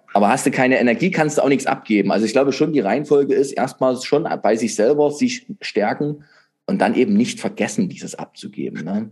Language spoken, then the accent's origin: German; Saxony, Germany; bei uns in Sachsen.